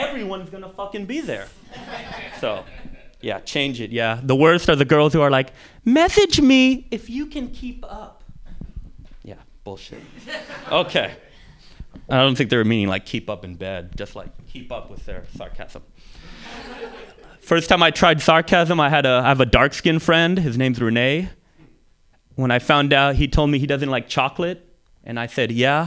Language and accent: English; San Francisco, California, United States; growing up in the Mission, this was the 80s and the 90s